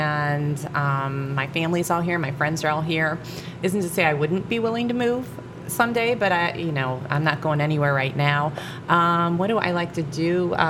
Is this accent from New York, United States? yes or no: no; Akron, Ohio, United States; I was born and raised in Akron. I have roots here. My dad owned a bar in Akron that used to be 246 East Exchange Street.